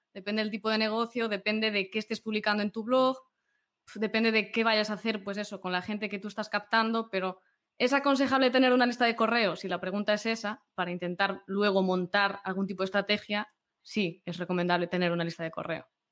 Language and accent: Spanish; Galicia, Spain; yo como buena gallega